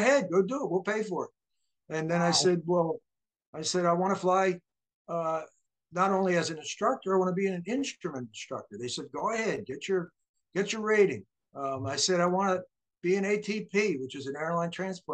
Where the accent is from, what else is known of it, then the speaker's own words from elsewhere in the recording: Delaware, United States; also born or lived in New Jersey / Baltimore, Maryland; I grew up in Delaware, although I was actually born in New Jersey